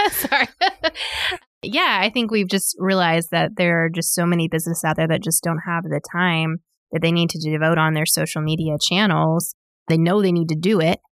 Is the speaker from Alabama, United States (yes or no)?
no; Little Rock, Arkansas, United States; moved away as an adult; now in Northwest Arkansas, United States; I grew up in Little Rock and then moved in college and stayed.